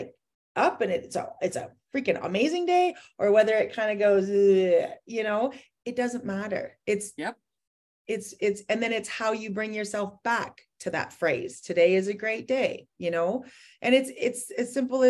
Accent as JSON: {"language": "English", "town": "Edmonton", "region": "Alberta", "country": "Canada", "said": "I'm from Edmonton, Alberta, Canada."}